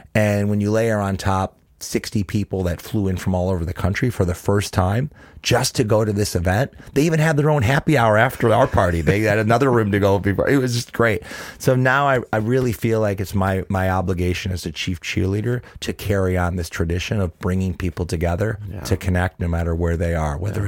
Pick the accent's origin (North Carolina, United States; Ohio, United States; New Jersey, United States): Ohio, United States; Cleveland; Born and raised in Cleveland, Ohio, was raised in my dad's little grocery store